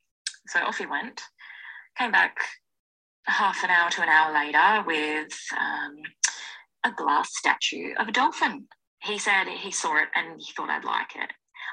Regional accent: Bunbury, Western Australia, Australia; moved away; when I lived in my hometown of Bunbury, West Australia. 19-year-old me

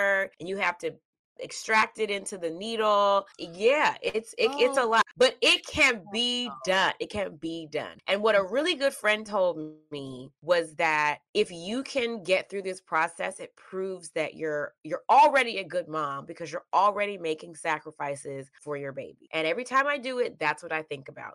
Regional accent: the South, Georgia, United States; also born or lived in Mississippi; I grew up in the South. I was born in Mississippi. Mm-hmm. I am from Georgia.

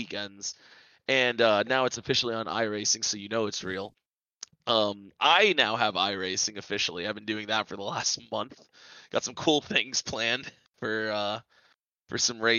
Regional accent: Tampa, Florida, United States; born and raised in Tampa

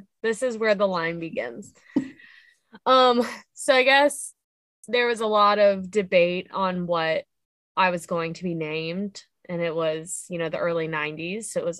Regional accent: Central Ohio, United States; moved away; I am from Central Ohio.

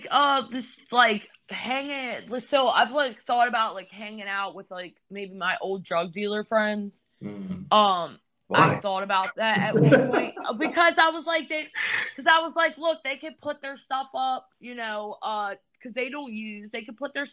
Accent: Elkton, United States; I'm from Elkton.

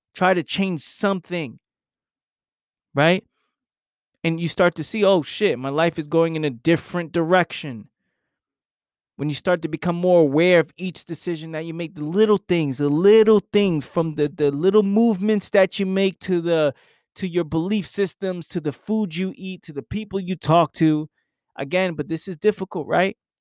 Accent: New York City, New York, United States; now in South Jersey, United States; I grew up in New York. I now live in South Jersey

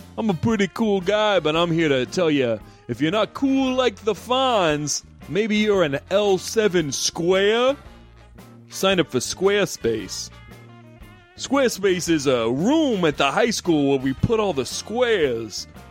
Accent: Missouri, United States; I grew up in Missouri

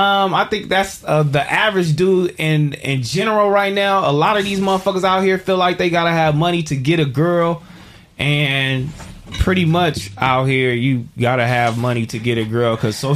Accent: Phoenix, Arizona, United States; We grew up on 56 and Broadway, man. Just on the other side. I'm from Phoenix, and the Fig community takes me back.

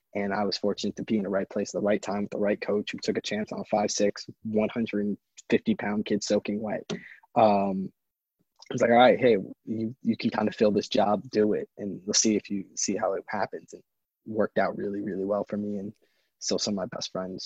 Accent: New York City, New York, United States; I grew up on the Upper East Side of New York

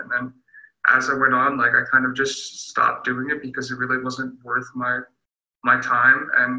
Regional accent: Long Island, New York, United States; I'm a sled hockey recruit here, and I'm from Long Island, New York.

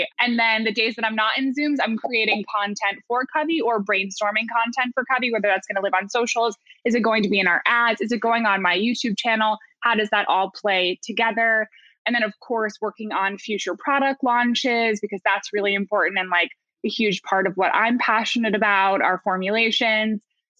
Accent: New York, United States; And then, yeah, we were both from upstate New York. We had mutual friends in common. We lived on the same block in New York

